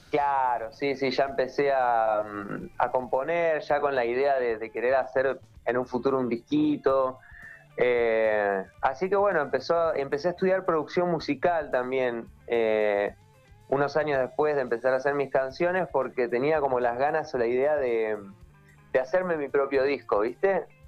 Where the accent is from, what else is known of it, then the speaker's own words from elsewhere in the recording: Viedma, Río Negro, Argentina; moved away as an adult; also born or lived in La Plata; now in Buenos Aires, Argentina; yo soy de Viedma, eh, nacido y criado allá, eh, y tipo a los 18 años me fui a vivir a La Plata y actualmente viviendo en Buenos Aires